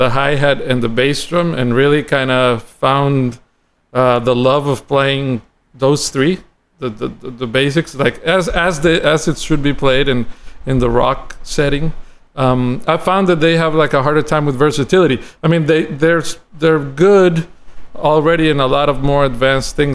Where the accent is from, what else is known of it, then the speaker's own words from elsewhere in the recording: San José, Costa Rica; moved away as an adult; now in Miami, United States; I'm from Costa Rica, San Jose, Costa Rica, and I grew up in the city